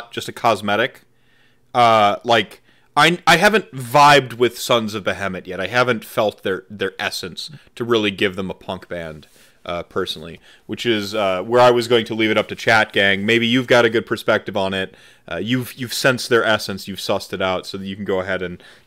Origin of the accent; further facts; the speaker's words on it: Midwest, United States; I'm from the Midwest